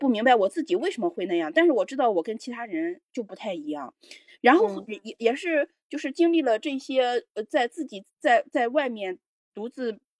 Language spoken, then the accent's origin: Chinese; Shanghai, China; moved away; 让他就是至至少就是我离开上海之我离开我的家乡之后，我觉得我慢慢慢慢慢慢的